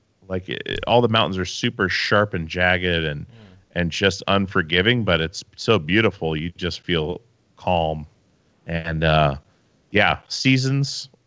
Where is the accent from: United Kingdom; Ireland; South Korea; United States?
United States; Alaska; also born or lived in Petersburg, Alaska / Wasilla, Alaska; now in Oregon, United States; I grew up in Alaska